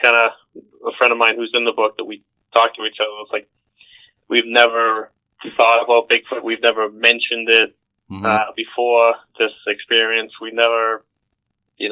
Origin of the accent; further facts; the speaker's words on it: Boston, Massachusetts, United States; I grew up in suburbs in Boston